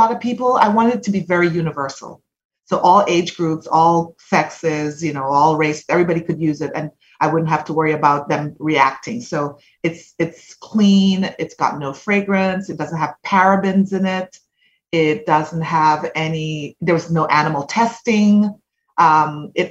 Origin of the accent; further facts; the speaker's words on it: Jamaica; moved away as an adult; now in United States; So I'm Jamaican born. I went all the way through high school in Jamaica